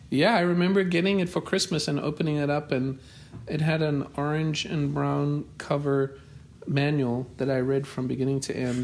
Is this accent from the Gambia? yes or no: no; Johannesburg, Gauteng, South Africa; now in United States; I grew up in in the city of Johannesburg, in um, mostly in a suburb called North Cliff